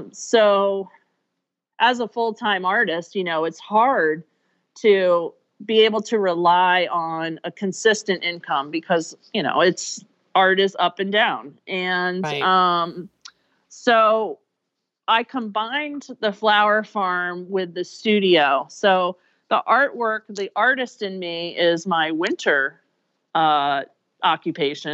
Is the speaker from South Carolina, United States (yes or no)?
no; Chadds Ford, Pennsylvania, United States; I grew up in Chadsford, Pennsylvania area, that Chadsford, Delaware line